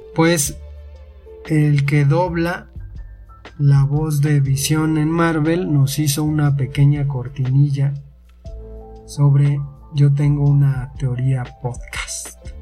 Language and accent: Spanish; Mexico; somos de México